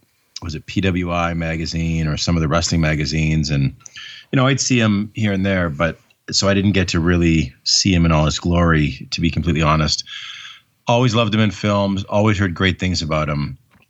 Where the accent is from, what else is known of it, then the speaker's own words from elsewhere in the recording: Canada; as a Canadian who loved wrestling